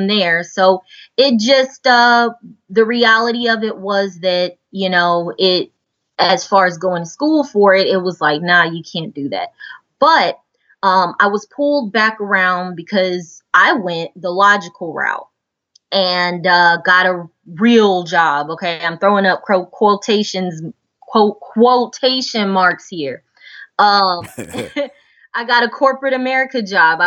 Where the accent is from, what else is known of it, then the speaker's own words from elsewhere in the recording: Houston, Texas, United States; I was born in Houston, born and raised in Houston. And I'm currently in Houston now.